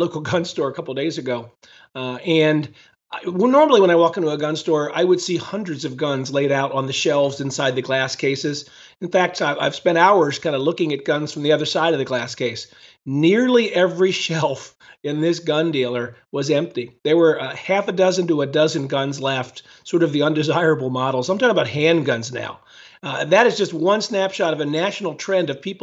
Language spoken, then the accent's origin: English; Philadelphia, Pennsylvania, United States; moved away as an adult; also born or lived in Washington, D.C.; now in Ohio, United States; My wife and I both grew up on the East Coast in the Philadelphia area.